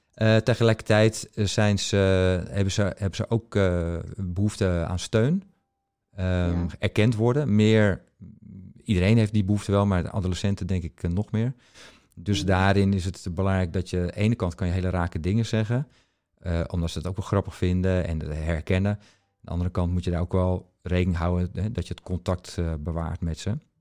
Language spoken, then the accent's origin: Dutch; Netherlands; ik kom dus uit Nederland.